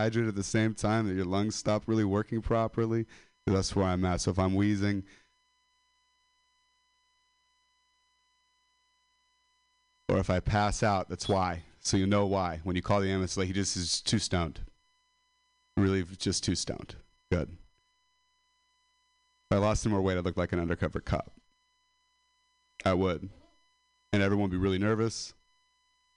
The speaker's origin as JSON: {"language": "English", "town": "Modesto", "region": "California", "country": "United States", "said": "I'm a dropout from Modesto"}